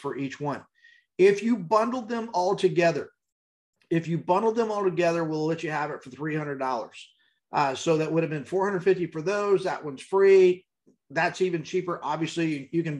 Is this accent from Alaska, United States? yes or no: no; El Paso, Texas, United States; you can tell I was raised in El Paso